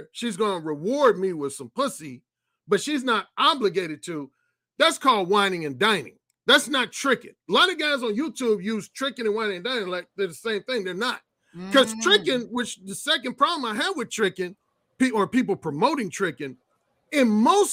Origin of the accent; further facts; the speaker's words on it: Gary, Indiana, United States; also born or lived in Mississippi; my hometown of Gary, Indiana